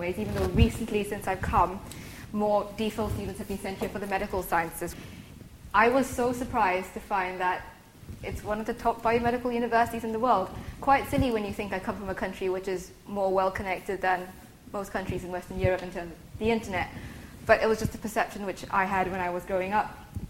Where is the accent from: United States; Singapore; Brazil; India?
Singapore; first language English; moved away as an adult; now in Oxford, United Kingdom; I'm from Singapore. And I'm a fifth-year medic in Lincoln College.